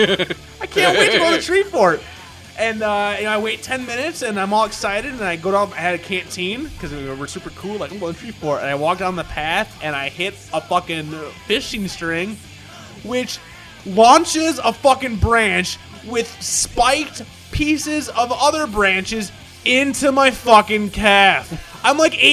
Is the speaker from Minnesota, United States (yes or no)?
yes; Minnesota, United States; I say creek because we're Minnesotan